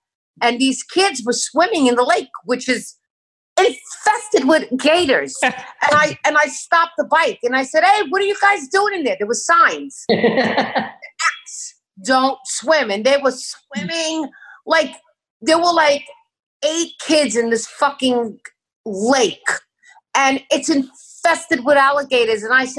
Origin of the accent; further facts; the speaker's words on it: New York, United States; I'm a New Yorker.